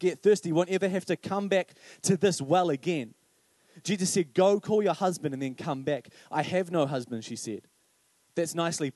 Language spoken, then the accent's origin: English; Paraparaumu, Wellington, New Zealand; I grew up in Paraparaumu